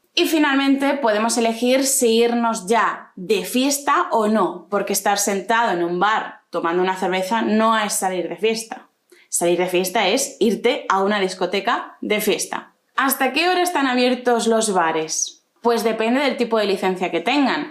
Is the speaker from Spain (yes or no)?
yes; Spain